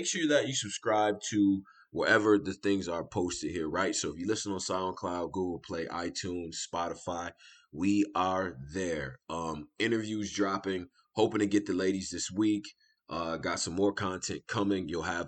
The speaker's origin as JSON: {"language": "English", "town": "Rochester", "region": "New York", "country": "United States", "said": "my street in Rochester."}